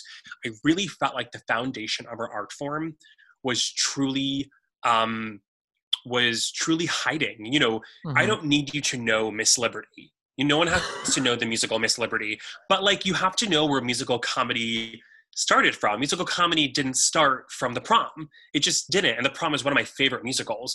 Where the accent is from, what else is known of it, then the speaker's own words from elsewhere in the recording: New York City, New York, United States; I was a version of myself in the 90s growing up in New York